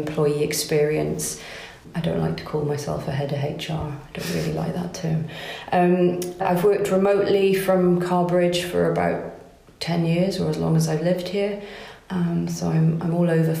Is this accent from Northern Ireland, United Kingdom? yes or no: no; Pembrokeshire, southwest Wales, United Kingdom; moved away as an adult; also born or lived in Edinburgh; now in Carrbridge, United Kingdom; I grew up in Pembrokeshire in southwest Wales